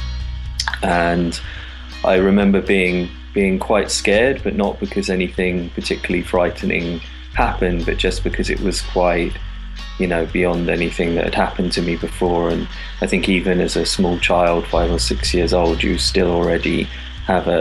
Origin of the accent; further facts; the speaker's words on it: London, United Kingdom; growing up in London's very multicultural